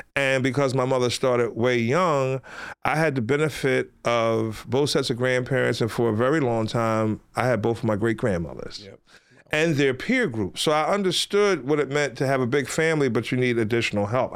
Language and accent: English; Philadelphia, Pennsylvania, United States; ever since I was a little kid growing up in West Philadelphia